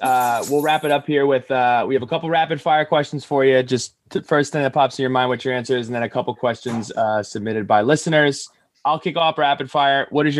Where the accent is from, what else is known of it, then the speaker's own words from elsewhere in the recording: New Jersey, United States; moved away; We're from New Jersey